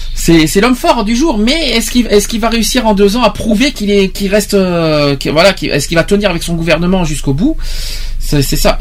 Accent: Nouvelle-Aquitaine, France; chez nous en Aquitaine

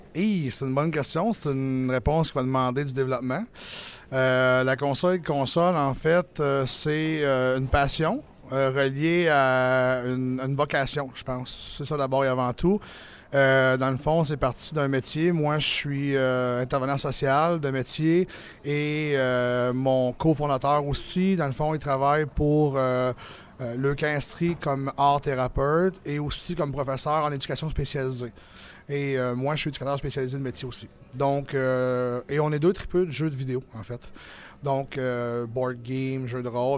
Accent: Quebec, Canada; on est des Québécois

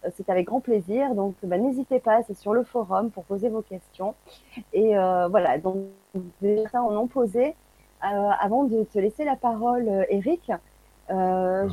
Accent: France; de par chez nous en France

